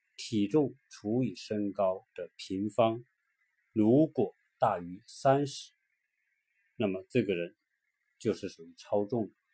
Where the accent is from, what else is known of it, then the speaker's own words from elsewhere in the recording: China; moved away as an adult; now in United States; 我们中国人的印象当中，美国很多东西都是非常好，非常先进